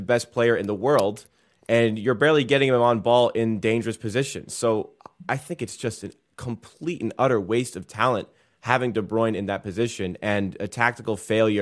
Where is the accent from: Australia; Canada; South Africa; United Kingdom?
Canada; we're Canadian